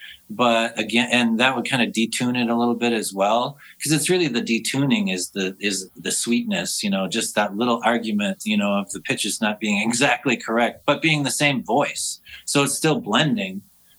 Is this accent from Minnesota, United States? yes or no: yes; Minneapolis, Minnesota, United States; I just remember buying the … … and Northern Lights in downtown Minneapolis